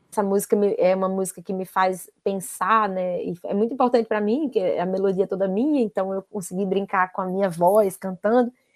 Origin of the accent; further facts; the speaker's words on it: Natal, Rio Grande do Norte, Brazil; moved away as an adult; now in Rio de Janeiro, Brazil; eu tive que sair de Natal